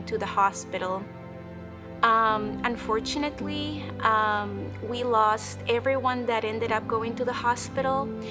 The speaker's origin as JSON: {"language": "English", "country": "Peru", "tie": "born or raised there", "moved": "as an adult", "lives_now": "United States", "said": "I was born and raised in Peru"}